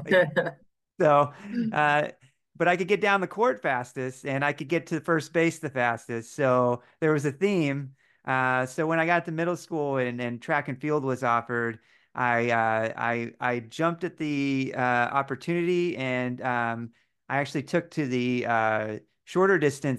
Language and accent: English; Bloomington, Indiana, United States; Yes, yeah, I'm from Bloomington.